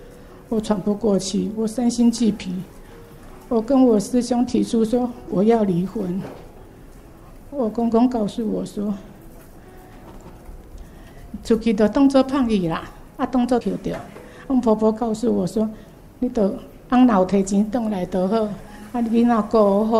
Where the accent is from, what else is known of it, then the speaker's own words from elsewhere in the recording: Penghu County, Taiwan; moved away as an adult; now in Kaohsiung, Taiwan; 哎，我出生在澎湖，